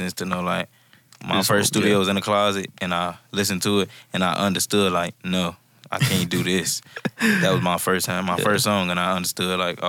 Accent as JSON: {"language": "English", "town": "Chicago", "region": "Illinois", "country": "United States", "tie": "born or raised there", "also_born_or_lived": "Minnesota", "moved": "as an adult", "said": "I'm from Chicago, Illinois. I was born in Minnesota, though, but I moved to Chicago real young. Was in Chicago up until my adult age, about 19, 18."}